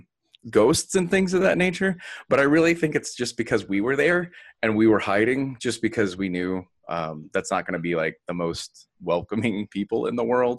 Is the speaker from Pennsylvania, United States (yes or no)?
no; Texas, United States; moved away; also born or lived in Minneapolis / Wisconsin; I grew up in Texas